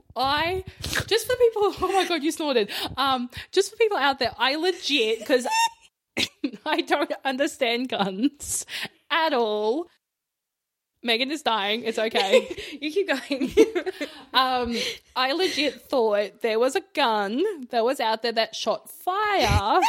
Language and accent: English; Australia; We are Australian.